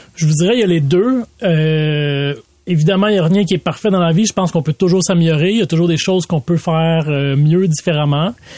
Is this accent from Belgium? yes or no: no; Laval, Quebec, Canada; j'ai grandi à Vimont.